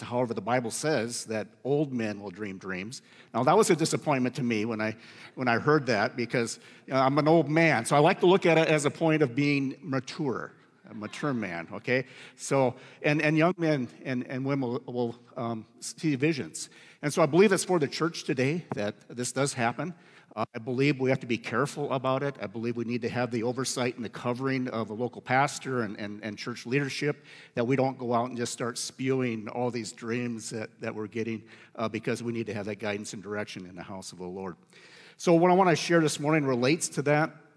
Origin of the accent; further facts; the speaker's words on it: Iowa, United States; the farm that I grew up on in Iowa